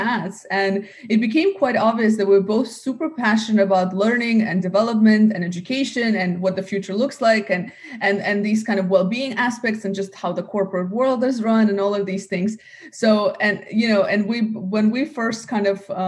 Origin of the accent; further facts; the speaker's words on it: United States; also born or lived in Russia; now in Dubai, United Arab Emirates; grew up in the US